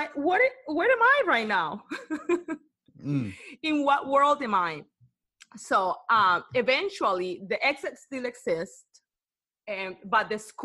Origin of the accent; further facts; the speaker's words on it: Cartagena, Bolívar, Colombia; English is a second language; now in Bay Area, United States; I'm from Cartagena, Colombia